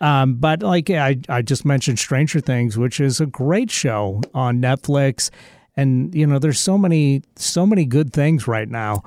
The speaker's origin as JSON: {"language": "English", "town": "Seattle", "region": "Washington", "country": "United States", "said": "I say, \"Seattle.\""}